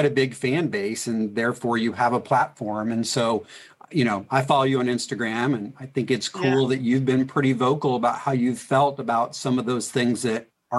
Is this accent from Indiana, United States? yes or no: yes; Indianapolis, Indiana, United States; We're from Indiana. We're from Indianapolis.